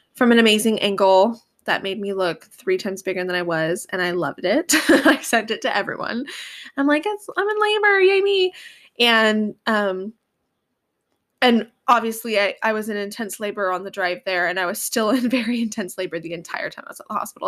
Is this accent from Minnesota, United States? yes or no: no; Northern California, United States; we're from Northern California